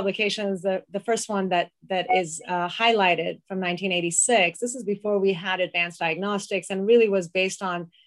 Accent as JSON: {"language": "English", "country": "Iran", "moved": "yes", "said": "I'm from Iran"}